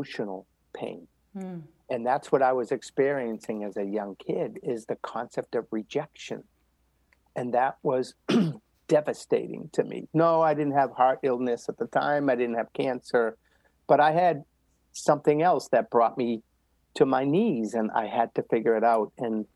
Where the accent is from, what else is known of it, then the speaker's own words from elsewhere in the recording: Medford, Massachusetts, United States; I grew up right outside of Boston in Medford, Mass